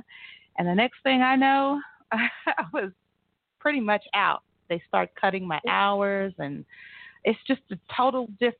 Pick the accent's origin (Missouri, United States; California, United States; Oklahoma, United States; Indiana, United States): Oklahoma, United States; McAlester; I am from McAlester, Oklahoma.